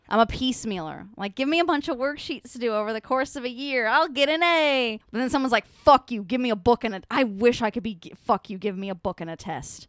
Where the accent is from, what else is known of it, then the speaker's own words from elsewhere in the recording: United States; I'm an American and they didn't teach us about Easter